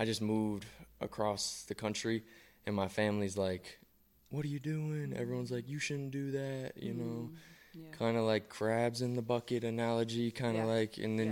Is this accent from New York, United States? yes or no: no; Columbus, Ohio, United States; moved away as an adult; also born or lived in Cleveland, Ohio; now in Las Vegas, United States; I grew up in Columbus, and then I moved to Cleveland for high school